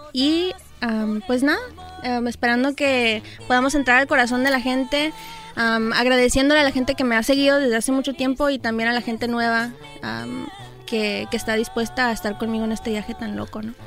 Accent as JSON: {"language": "Spanish", "town": "Los Angeles", "region": "California", "country": "United States", "tie": "born or raised there", "said": "yo soy nacida aquí en Los Ángeles"}